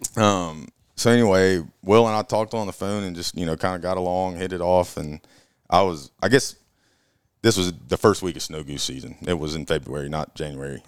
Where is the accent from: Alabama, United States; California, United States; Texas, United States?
Alabama, United States; Auburn; born and raised in Auburn, Alabama